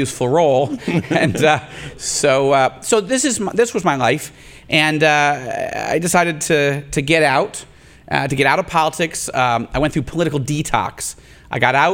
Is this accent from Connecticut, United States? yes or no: no; Rochester, New York, United States; my hometown of Rochester, New York, where I grew up